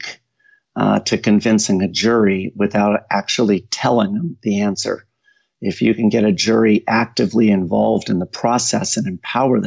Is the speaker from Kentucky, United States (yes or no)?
no; Mountain View, California, United States; moved away as an adult; now in Tennessee, United States; I was born in Mountain View, California